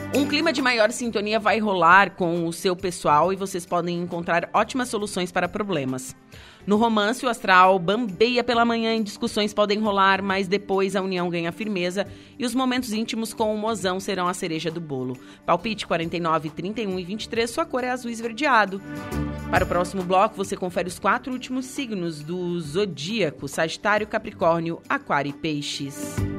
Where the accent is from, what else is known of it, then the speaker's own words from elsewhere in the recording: Torres, Rio Grande do Sul, Brazil; now in Santa Catarina, Brazil; Eu sou de Torres, é, então é uma hum. cidade turística